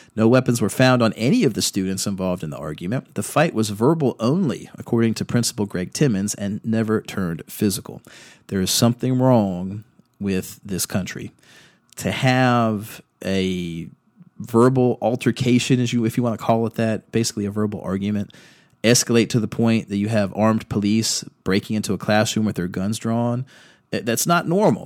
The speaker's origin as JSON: {"language": "English", "town": "Virginia Beach", "region": "Virginia", "country": "United States", "tie": "born or raised there", "also_born_or_lived": "Fredericksburg, Virginia", "said": "I was raised in Virginia Beach"}